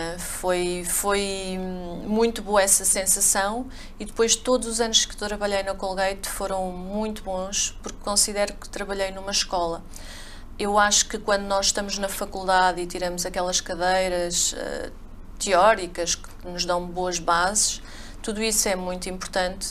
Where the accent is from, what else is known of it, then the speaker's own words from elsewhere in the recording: a village near Covilhã, interior of Portugal, Centro, Portugal; moved away as an adult; also born or lived in Coimbra / England; Eu sou do interior de Portugal, da Covilhã, uma aldeiazinha lá perto